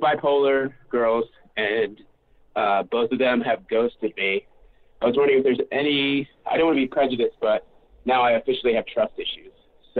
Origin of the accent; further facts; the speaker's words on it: Indiana, United States; now in California, United States; I visited Indiana, which is my hometown.